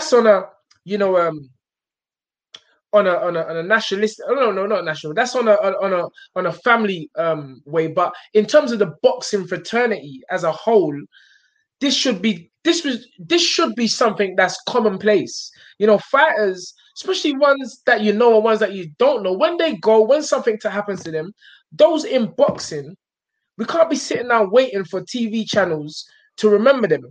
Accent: London, United Kingdom; I'm from South.

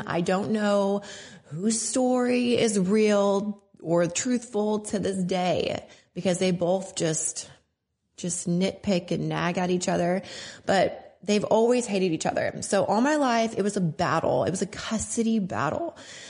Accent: Tacoma, Washington, United States; born there; I was born in Tacoma, Washington. I was born on an army base. My dad was in the army.

